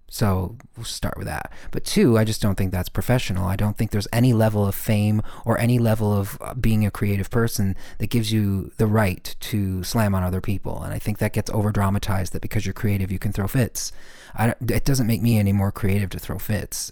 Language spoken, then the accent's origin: English; Michigan, United States; I'm this kid from Michigan